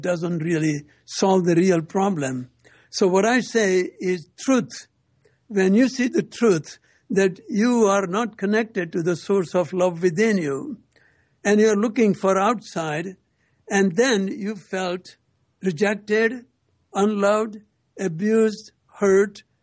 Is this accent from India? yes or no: yes; India; moved away as an adult; now in United States; came from India in 1960